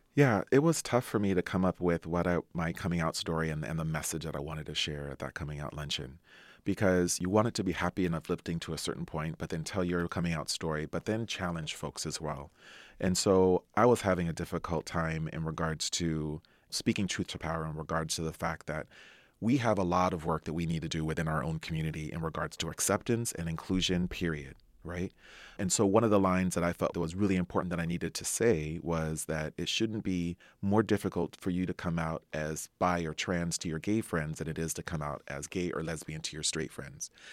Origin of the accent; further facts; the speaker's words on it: Anaheim, California, United States; I grew up in Anaheim, California.